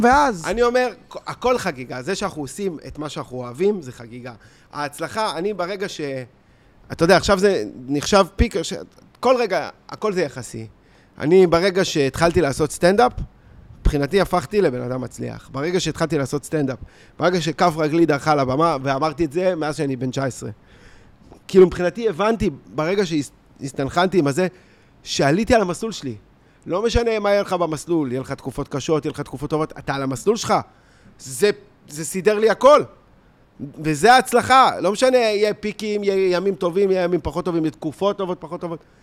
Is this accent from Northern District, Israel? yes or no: no; Tel Aviv, Tel Aviv District, Israel; תל אביב עצמה, אתה יודע, כאילו, זה שפירא, זה, גדלנו פה